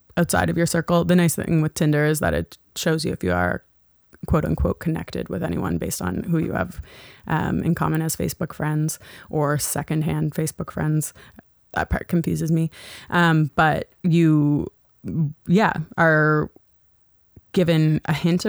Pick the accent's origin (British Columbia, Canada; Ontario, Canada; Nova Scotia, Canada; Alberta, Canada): Nova Scotia, Canada; Halifax; now in Toronto, Canada; I'm from Halifax. Again, from Halifax.